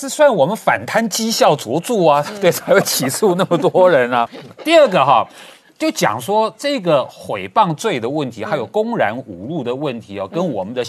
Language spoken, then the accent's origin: Chinese; Taiwan; 我们台湾人权